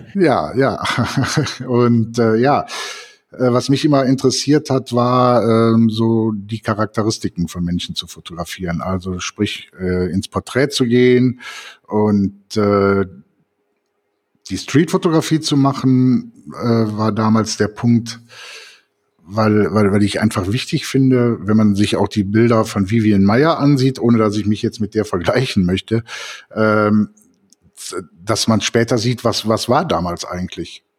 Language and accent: German; Cologne, North Rhine-Westphalia, Germany; moved away as an adult; now in Eifel, Germany; ich bin 1966 geboren in Köln